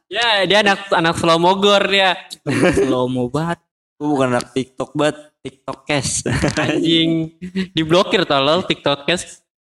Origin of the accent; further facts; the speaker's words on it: East Nusa Tenggara, Indonesia; Eh lu mancing-mancing mendingan ke kampung gue.